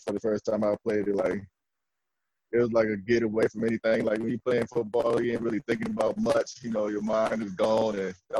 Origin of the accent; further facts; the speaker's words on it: New York, United States; moved away as an adult; now in Texas, United States; growing up as a kid in New York was fun.